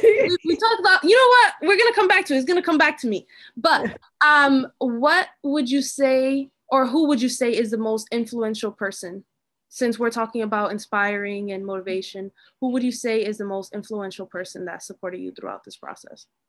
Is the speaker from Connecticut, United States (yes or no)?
yes; Hartford, Connecticut, United States; I'm from Hartford, but like I go to this WPI